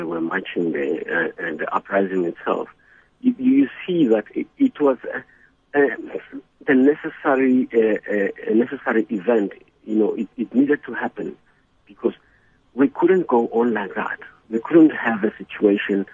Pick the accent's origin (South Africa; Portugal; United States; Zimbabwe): South Africa; Soweto, Gauteng; the education that I had growing up in Soweto